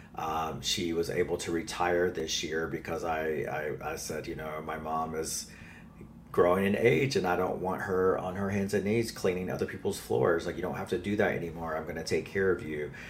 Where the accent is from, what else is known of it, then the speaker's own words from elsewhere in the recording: North Carolina, United States; accent: Southern; now in New York City, United States; I am an enrolled member of the Lumbee Tribe of North Carolina. So I grew up uh, there. I'm a Southern boy, which you will hear in my accent probably